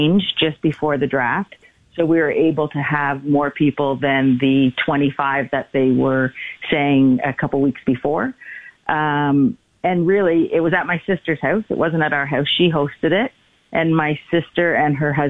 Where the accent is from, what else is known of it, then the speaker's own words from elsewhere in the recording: Toronto, Ontario, Canada; growing up in Toronto